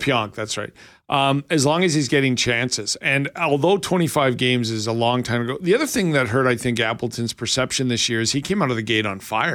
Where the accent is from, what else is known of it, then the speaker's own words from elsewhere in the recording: Lethbridge, Alberta, Canada; my hometown of Lethbridge